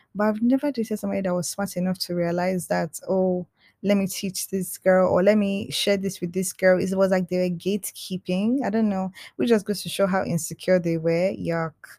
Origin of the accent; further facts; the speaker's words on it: Nigeria; I'm Nigerian